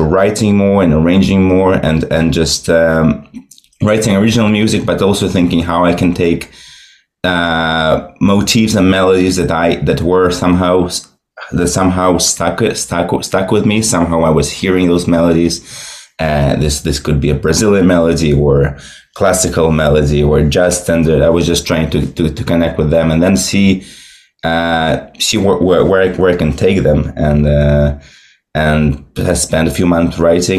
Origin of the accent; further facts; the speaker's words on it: Moscow, Russia; moved away as an adult; now in Brooklyn, United States; So I was born and raised in Russia, in Moscow.